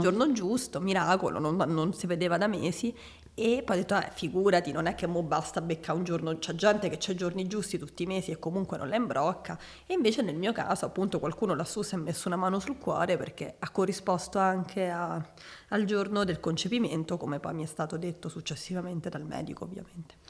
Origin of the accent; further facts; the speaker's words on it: Rome, Lazio, Italy; now in Milan, Italy; nata a Roma il ventuno febbraio millenovecentottantasette